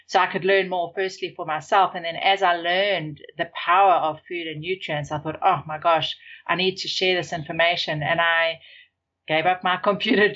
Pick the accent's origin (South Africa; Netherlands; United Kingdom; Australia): South Africa; moved away; I grew up in South Africa